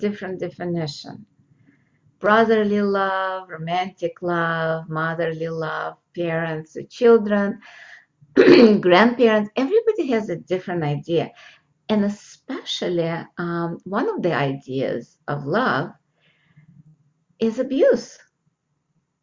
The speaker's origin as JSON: {"language": "English", "country": "Russia", "tie": "born or raised there", "moved": "yes", "lives_now": "United States", "said": "I'm American, born in Russia, and now I know two languages, Russian and English"}